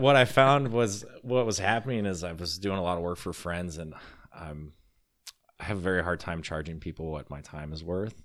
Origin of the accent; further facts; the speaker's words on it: Illinois, United States; moved away as an adult; also born or lived in Colorado; I was moving back from Colorado to Illinois